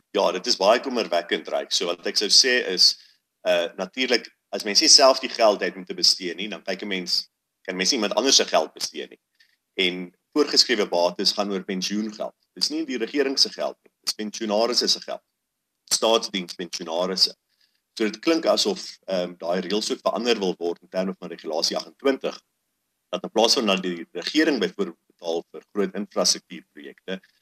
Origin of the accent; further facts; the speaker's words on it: South Africa; ons as Suid-Afrikaners